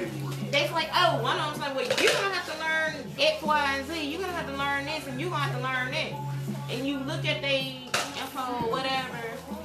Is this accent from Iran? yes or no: no; Butler, Alabama, United States; moved away; I'm not from here. I'm from Butler, Alabama, Choctaw County. Yeah, country girl.